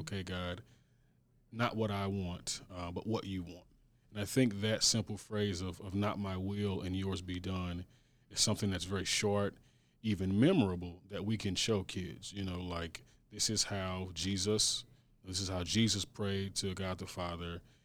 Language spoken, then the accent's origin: English; St. Louis, Missouri, United States; born and raised in Saint Louis, graduated from an S L P S high school